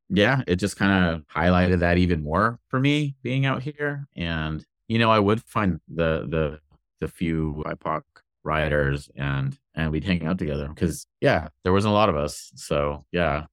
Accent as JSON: {"language": "English", "town": "Inglewood", "region": "California", "country": "United States", "tie": "born or raised there", "moved": "yes", "lives_now": "Portland, United States", "said": "I grew up, my hometown is Inglewood, California"}